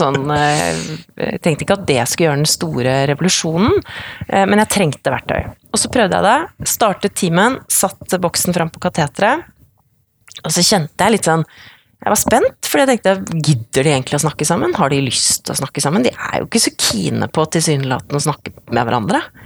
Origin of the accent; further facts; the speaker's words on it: Odalen, Hedmark, Innlandet, Norway; Så kommer jeg fra Odalen. Eh, bygd i, eh, i eh, Hedmark. Kommer fra gård